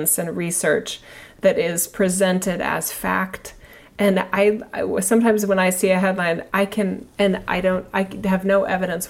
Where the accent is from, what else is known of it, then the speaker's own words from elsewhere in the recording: United States; I'm an American citizen